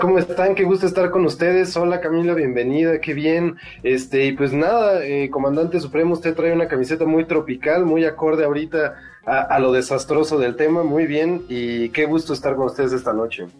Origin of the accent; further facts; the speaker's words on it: Mexico City, Mexico; nos han tocado como chilangos